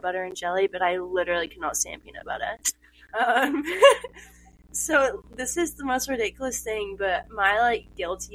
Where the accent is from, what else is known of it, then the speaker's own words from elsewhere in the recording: England, United Kingdom; I'm from England